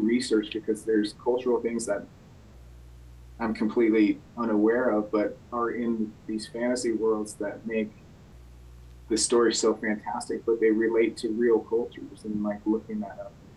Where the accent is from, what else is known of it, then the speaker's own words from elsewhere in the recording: Belchertown, Massachusetts, United States; I grew up in Belchertown